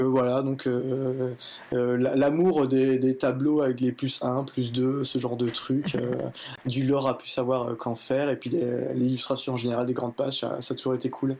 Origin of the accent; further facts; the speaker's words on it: Nord-Pas-de-Calais, Hauts-de-France, France; je suis originaire du Nord-Pas-de-Calais